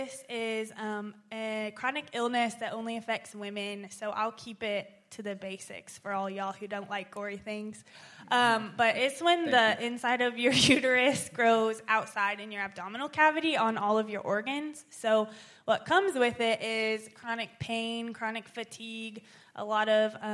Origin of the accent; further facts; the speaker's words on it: Topeka, Kansas, United States; I grew up in Topeka in a Southern Baptist church